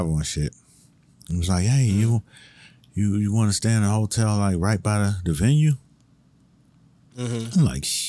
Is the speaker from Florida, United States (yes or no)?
yes; Miami, Florida, United States; I'm from Miami